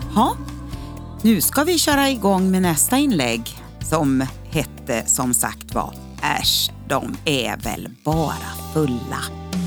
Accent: Örnsköldsvik, Västernorrland County, Sweden; den eh, väckelsebygd som jag kommer ifrån, ifrån Örnsköldsvik.

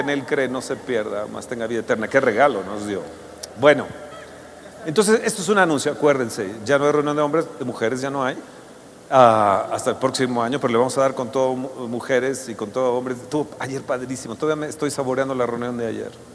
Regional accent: Mexico; nosotros como mexicanos

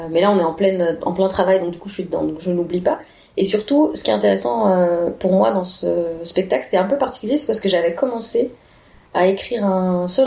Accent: Annecy, Auvergne-Rhône-Alpes, France; now in Belgium; parce que je suis d'Annecy, je suis, au Savoyard à la base, donc j'ai, j'ai pas encore bien euh, acquis toutes leurs expressions.

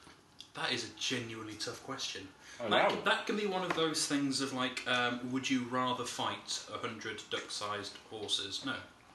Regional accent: Yorkshire and the Humber, United Kingdom; So I don't sound it, but I am a Yorkshireman. You can tell it because I say the word bath correctly.

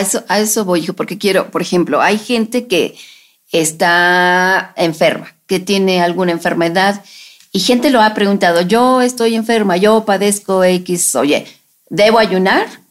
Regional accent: Mexico

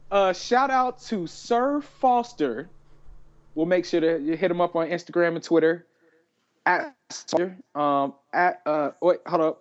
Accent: Atlanta, Georgia, United States; I was born and raised in Atlanta

